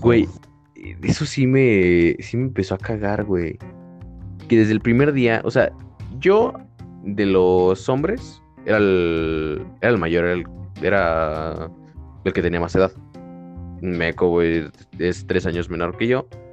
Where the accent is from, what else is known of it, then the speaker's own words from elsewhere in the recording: San José el Alto, Querétaro, Mexico; estaba en San José el Alto. Ahí estaba mi primaria